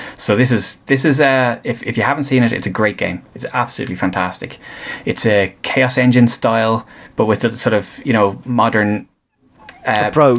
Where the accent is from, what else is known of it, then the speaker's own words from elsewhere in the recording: Greystones, Leinster, Ireland; they're from Greystones and are they're based in Greystones, and that's that's my hometown